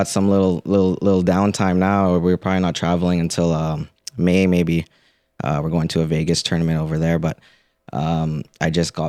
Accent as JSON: {"language": "English", "country": "Philippines", "said": "And again, just being Filipino, I remember watching B-Hop in Trinidad when I was a kid"}